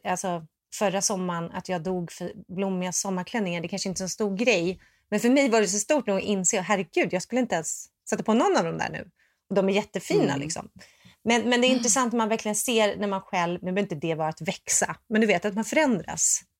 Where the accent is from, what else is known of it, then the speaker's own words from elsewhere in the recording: Sweden; moved away; also born or lived in Los Angeles; Jag är svensk